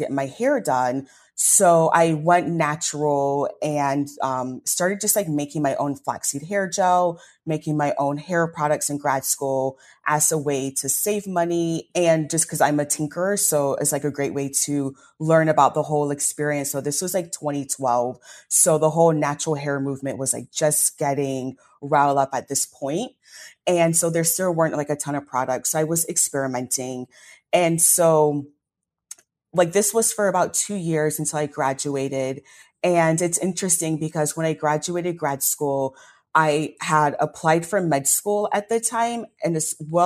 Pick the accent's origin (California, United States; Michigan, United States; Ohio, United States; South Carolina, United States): Ohio, United States; Columbus; moved away as an adult; also born or lived in Kentucky; now in Detroit, United States; started in Columbus, Ohio. That's where I was born and raised as a first generation American to Nigerian parents.